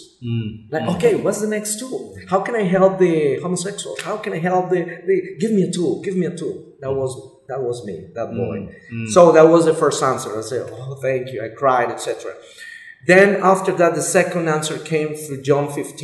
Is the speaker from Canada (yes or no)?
no; Colombia; I'm Colombia.